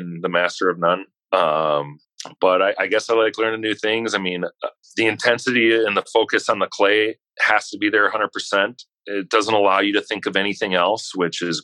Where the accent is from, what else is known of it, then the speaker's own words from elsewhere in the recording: Wisconsin, United States; I'm from Wisconsin